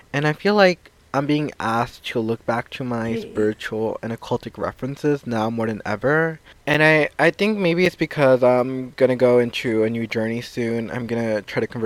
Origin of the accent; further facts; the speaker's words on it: New York, United States; I'm a New Yorker